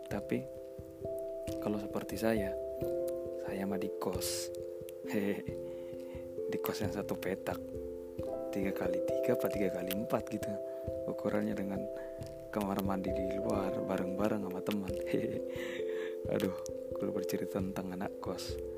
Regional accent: Medan, North Sumatra, Indonesia; now in Jakarta, Indonesia; pendengar di sana sama kayak saya yang perantau juga mungkin dari luar Jakarta juga ya nggak seperti saya juga dari Medan mungkin dari daerah lain ya sama-sama perantau

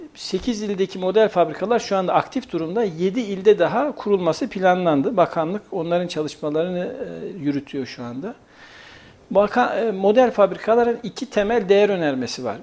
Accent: Kayseri, Kayseri Province, Turkey; also born or lived in Eskişehir; Kayseriliyim, Mimar Sinanlıyım.

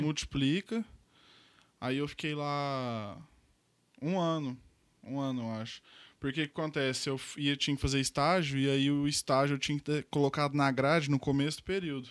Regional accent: Uberlândia, Minas Gerais, Brazil; Sou daqui de Uberlândia mesmo, nasci aqui

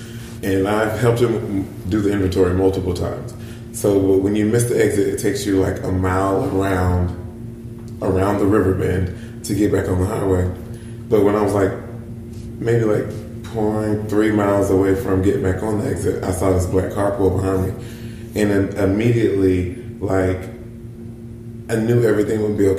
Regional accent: the South, United States; hey, I'm from the South.

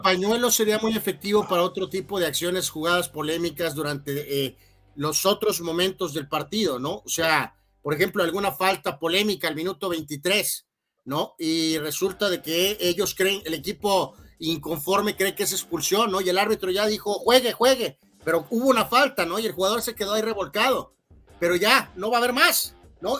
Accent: Guadalajara, Jalisco, Mexico; somos de Guadalajara, Jalisco

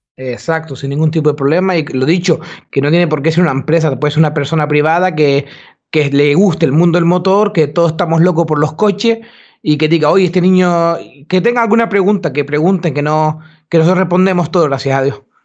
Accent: Gran Canaria, Canary Islands, Spain; now in Sweden; nosotros somos de Gran Canaria

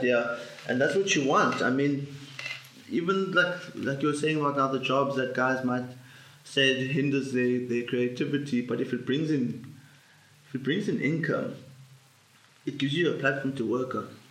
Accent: South Africa; as a South African

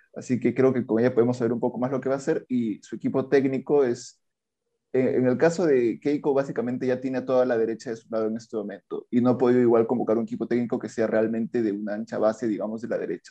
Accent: Andahuaylas, Apurímac, Peru; Yo soy de la Sierra Sur, en realidad de natural de Andahuaylas, toda mi familia es de allá

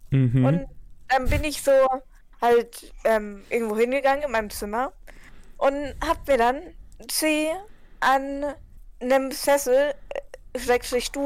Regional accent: Bavaria, Germany; Ja, ich bin Bayer.

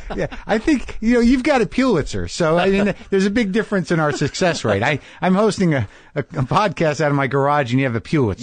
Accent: New Mexico, United States; I grew up in New Mexico

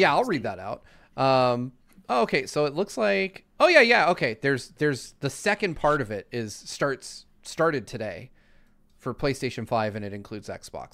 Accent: Lancaster, California, United States; I grew up in Lancaster, California.

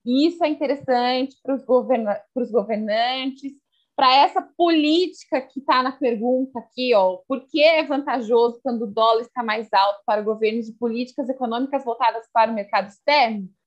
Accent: Sorocaba, São Paulo, Brazil; sou daqui da cidade de Sorocaba

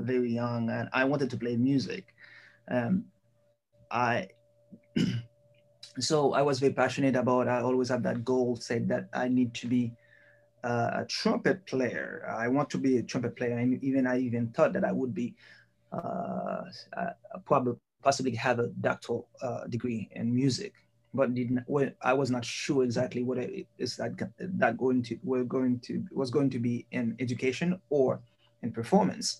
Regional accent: Haiti; moved away as an adult; also born or lived in Michigan, United States / Pennsylvania, United States; now in Missouri, United States; I was born in Haiti and I grew up there. Middle school and high school there, and I came here in the U.S. in a cultural exchange program.

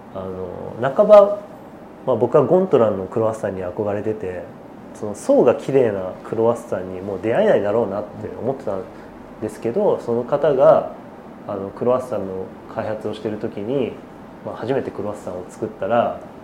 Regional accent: Yokohama, Kanagawa, Japan; born or raised there

